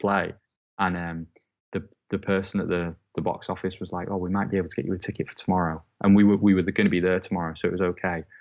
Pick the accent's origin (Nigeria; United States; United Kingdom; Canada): United Kingdom; Southport, North West England; moved away as an adult; also born or lived in Preston; now in Manchester, United Kingdom; my hometown is Southport, which is about forty-five minutes away from Liverpool